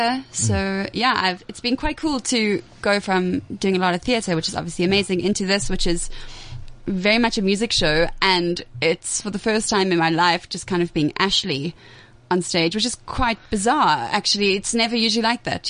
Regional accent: Port Elizabeth, Eastern Cape, South Africa; moved away; also born or lived in Pretoria; I am originally from Port Elizabeth.

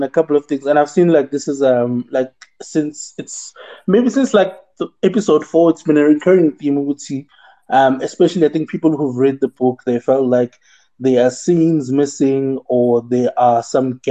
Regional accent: South Africa

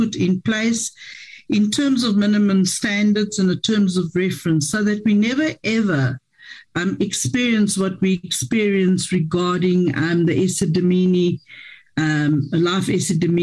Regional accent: Ekurhuleni, Gauteng, South Africa; I'm from Ekurhuleni

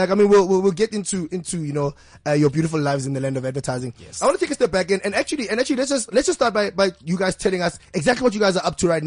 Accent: Soweto, Gauteng, South Africa; I'm from Meadowlands Zone Nine, end of fireman nine.

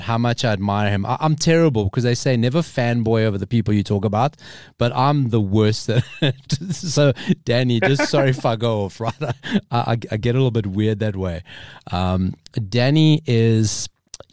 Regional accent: South Africa; also born or lived in Johannesburg, South Africa; I was born in South Africa. My family's from Madeira

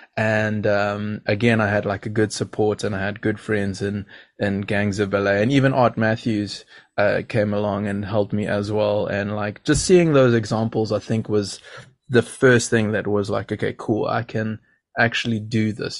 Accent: Durban, KwaZulu-Natal, South Africa; growing up where I grew up, I grew up in Durban

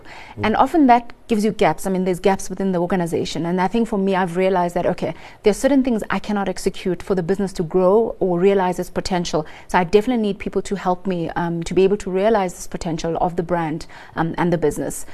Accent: Lusikisiki, Eastern Cape, South Africa; I come from Lusikisiki in the Eastern Cape, um, very rural

